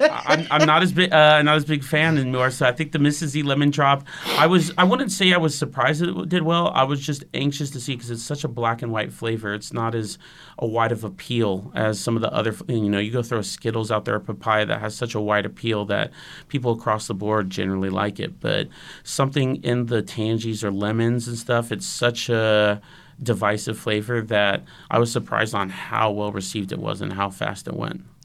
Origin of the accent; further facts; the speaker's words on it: Santa Rosa, California, United States; Growing up in Santa Rosa